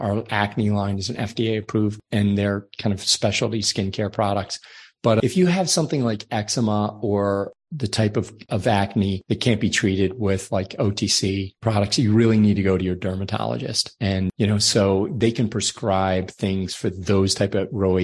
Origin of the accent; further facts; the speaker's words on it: Ireland; I'm from Ireland, so my skin is very fair